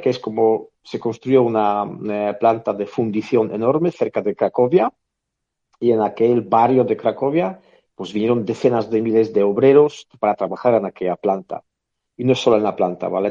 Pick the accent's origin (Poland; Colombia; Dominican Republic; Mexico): Poland; northern Poland; now in Spain; en mi ciudad natal, por ejemplo, en el norte de Polonia